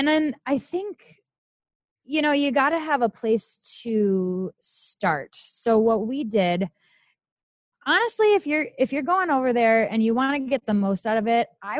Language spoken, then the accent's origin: English; Minnesota, United States; accent: Minnesota; moved away